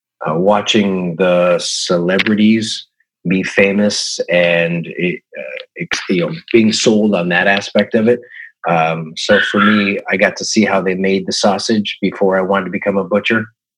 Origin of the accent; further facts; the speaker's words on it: Toronto, Ontario, Canada; also born or lived in Yukon / Stratford, Ontario / Long Island, United States; I grew up in Toronto, Canada. We traveled a lot. My mother's an actress. So I went to 8 different schools before junior high. And so it was Toronto. It was the Yukon. It was Stratford, Ontario. It was Long Island, New York.